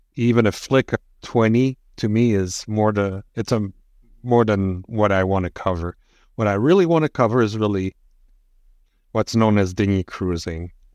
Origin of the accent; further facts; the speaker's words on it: Quebec, Canada; I'm from Quebec, not France